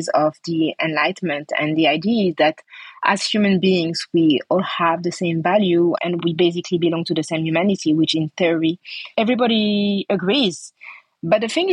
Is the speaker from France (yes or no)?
yes; Paris, Île-de-France, France; accent: French; English is a second language; I was born and raised in France, in Paris.